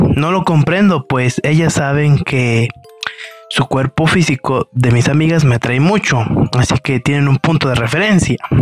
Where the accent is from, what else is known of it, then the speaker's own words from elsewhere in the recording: Mexico; de México